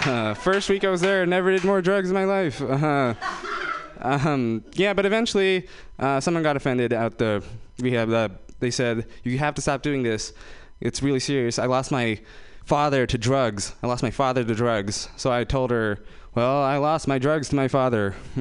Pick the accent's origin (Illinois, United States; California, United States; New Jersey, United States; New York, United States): California, United States; Fremont; I'm from Fremont, guys. That's where they keep all the Indian people in the Bay Area. I'm from Fremont.